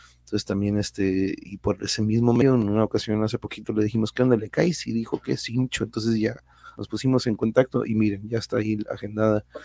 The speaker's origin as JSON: {"language": "Spanish", "town": "Tijuana", "region": "Baja California", "country": "Mexico", "said": "de acá de Tijuana"}